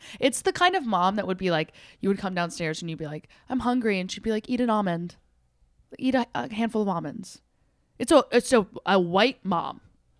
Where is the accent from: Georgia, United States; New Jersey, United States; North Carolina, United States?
New Jersey, United States; So we were a big comedy house, and we're from the Jersey Shore, so we're all like assholes.